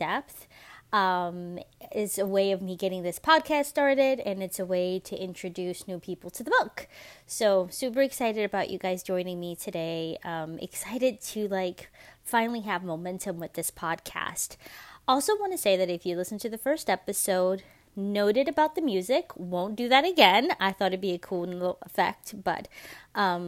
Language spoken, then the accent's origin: English; New York City, New York, United States; moved away as an adult; also born or lived in Dominican Republic (ancestry); now in Georgia, United States; I am a Latina from New York City. I grew up in Washington Heights